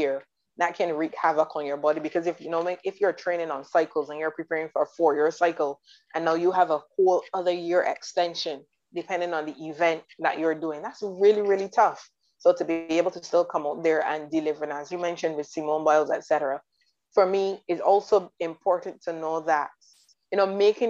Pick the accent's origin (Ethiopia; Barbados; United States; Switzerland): Barbados; I am from the Caribbean, I'm from Barbados